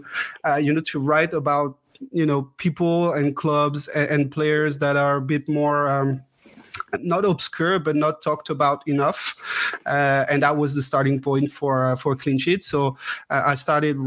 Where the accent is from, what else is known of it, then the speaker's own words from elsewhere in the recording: Strasbourg, Grand Est, France; also born or lived in Grenoble; I'm from Strasbourg, almost born and bred here. I was not born in Strasbourg. I was born in Grenoble, actually, because my parents had to move to Grenoble for work. And right after I was born, they moved back to Strasbourg.